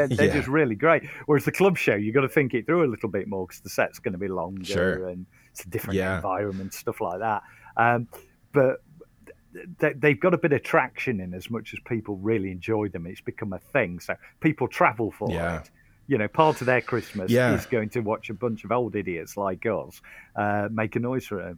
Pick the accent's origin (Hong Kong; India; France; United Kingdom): United Kingdom; we're very British.